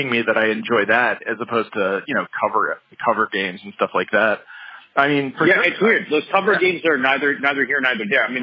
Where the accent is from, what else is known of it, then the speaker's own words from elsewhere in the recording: Philippines; also born or lived in Philadelphia; No, I just went there for school. Although I was there for like six years, so in a lot of ways, it feels like a second home. Um, but I'm from